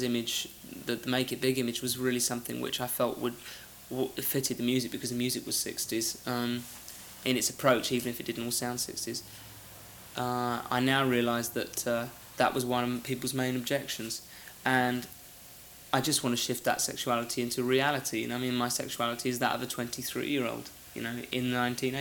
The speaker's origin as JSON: {"language": "English", "region": "England", "country": "United Kingdom", "said": "I'm English"}